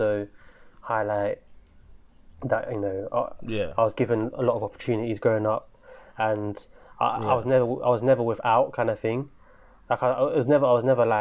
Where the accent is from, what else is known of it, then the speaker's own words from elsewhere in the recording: London, United Kingdom; I'm from Islington, and most of the kids in my school